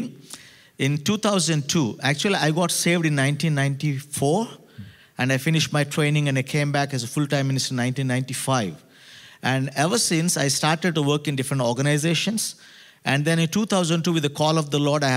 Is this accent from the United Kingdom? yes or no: no; South India, India; I come all the way from South India.